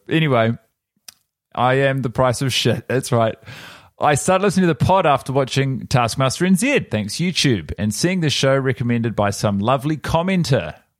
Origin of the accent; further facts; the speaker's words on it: Wales, United Kingdom; recent dialect quiz I had to do for my course told everyone my native dialect was from New Zealand. I'm actually Welsh.